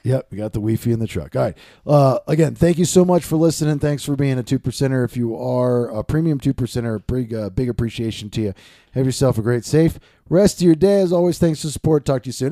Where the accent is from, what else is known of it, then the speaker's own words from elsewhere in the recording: Maryland, United States; moved away; I grew up in Maryland.